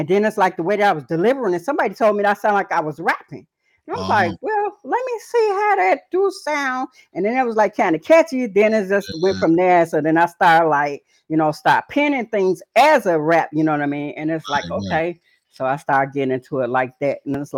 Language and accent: English; Chicago, Illinois, United States; also born or lived in Atlanta / Phoenix; now in Madison, United States; Originally, I'm from Chicago. Currently, I'm in Madison, Wisconsin, coming out of all over the world, you know, Atlanta, Georgia, Phoenix, Arizona, briefly Sacramento, California